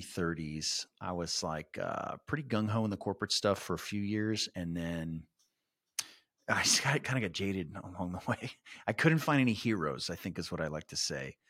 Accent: San Antonio, Texas, United States; I was born and raised in San Antonio.

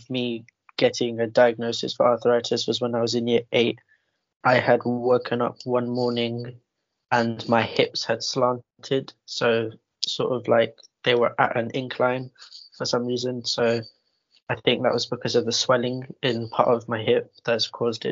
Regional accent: London, United Kingdom; I'm from East London, I live in Newham.

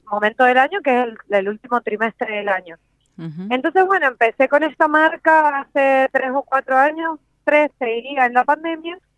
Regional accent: Norway; yo, soy de Noruega, me recibí en Mendoza y he, tenido la oportunidad de poder viajar en diferentes países capacitándome

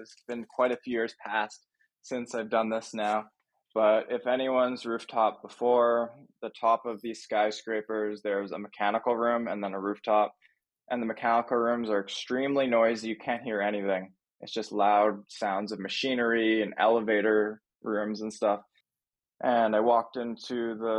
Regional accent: Thunder Bay, Ontario, Canada; moved away as an adult; also born or lived in Los Angeles, California / Toronto; I grew up in Thunder Bay, like a small town in Ontario, Canada.

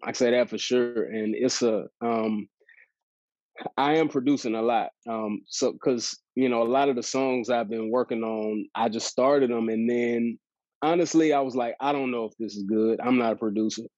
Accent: Dallas, Texas, United States; I moved to Dallas and uh, have been, you know, this is where I grew up, and so that's been yeah. cool to be be back in my my hometown

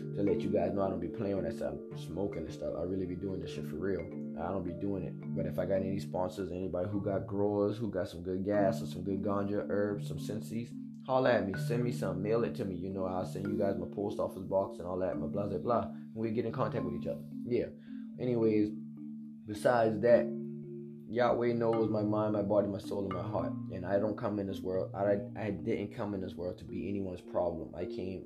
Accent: United States; I'm a young African American black man.

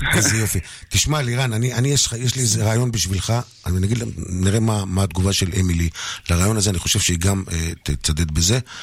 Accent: Kiryat Shmona, Northern District, Israel; המזרחים בילדות בקריית שמונה

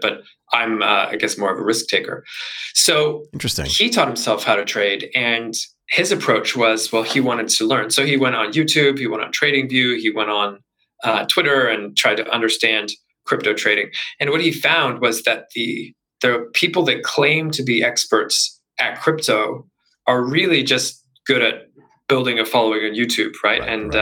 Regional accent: Canada; also born or lived in Vancouver; I'm originally Canadian

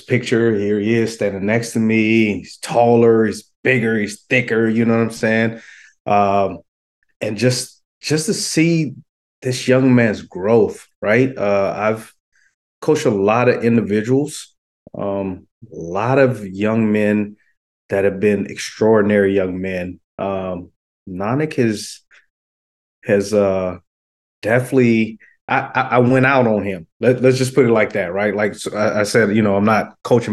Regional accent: Louisiana, United States; also born or lived in Florida; now in Sacramento, United States; Florida born, Louisiana raised, high school

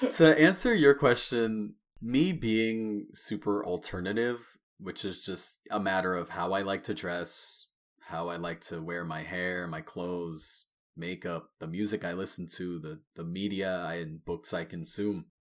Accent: Long Island, New York, United States; I grew up on Long Island, New York

